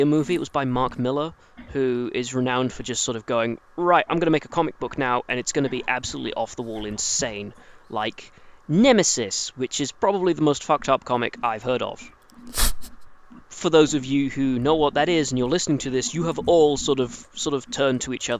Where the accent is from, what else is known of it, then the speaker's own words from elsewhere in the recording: England, United Kingdom; As an English person